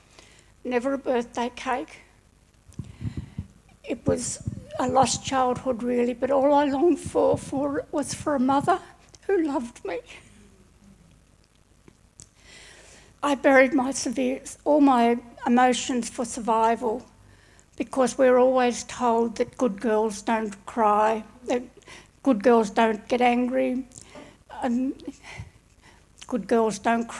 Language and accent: English; Hobart, Tasmania, Australia; I was born in Hobart during the war